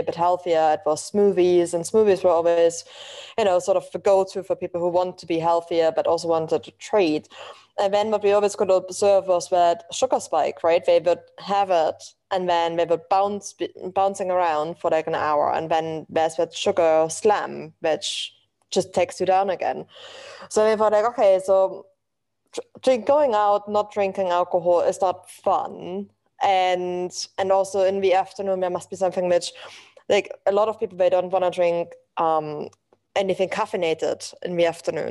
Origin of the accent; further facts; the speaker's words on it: eastern Germany, Germany; English is a second language; moved away as an adult; now in London, United Kingdom; as you can probably tell from my accent, I'm originally from Germany.